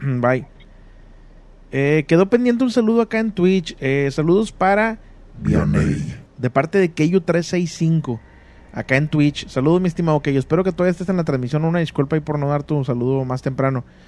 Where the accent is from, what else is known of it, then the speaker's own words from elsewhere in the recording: Monterrey, Nuevo León, Mexico; yo nací en Monterrey y viví casi toda mi vida en Monterrey